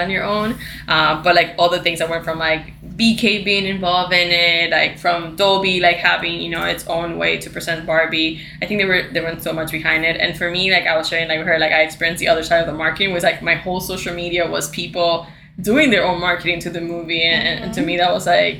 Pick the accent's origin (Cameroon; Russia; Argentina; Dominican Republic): Dominican Republic; moved away; I grew up in Dominican Republic